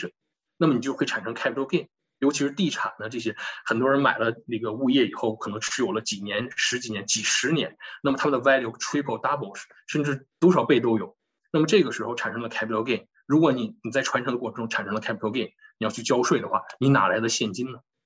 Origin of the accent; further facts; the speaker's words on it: China; 尤其我们中国人有这个习惯